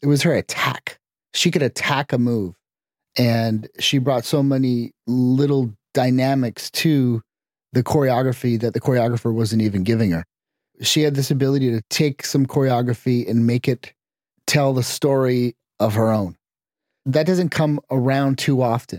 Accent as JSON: {"language": "English", "country": "Canada", "tie": "born or raised there", "said": "I grew up in Canada"}